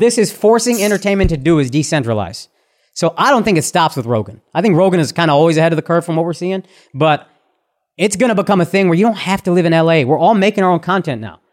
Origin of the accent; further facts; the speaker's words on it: Texas, United States; as a Texan